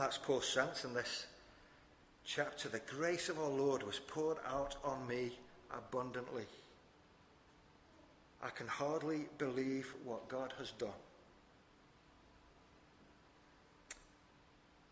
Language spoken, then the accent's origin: English; Wigan, North West England, United Kingdom; now in Rotherham, United Kingdom; my hometown is Wigan